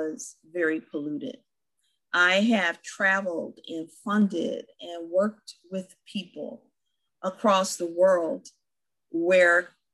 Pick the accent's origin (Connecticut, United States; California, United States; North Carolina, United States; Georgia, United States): California, United States; as a Californian